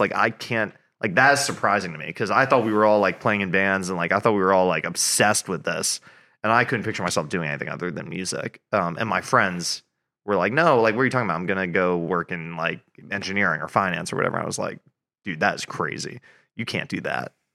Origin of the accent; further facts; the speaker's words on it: Hastings-on-Hudson, New York, United States; moved away as an adult; also born or lived in Boston; now in Nashville, United States; I grew up in New York, just outside of New York City. So I grew up in Westchester, New York, which is a suburb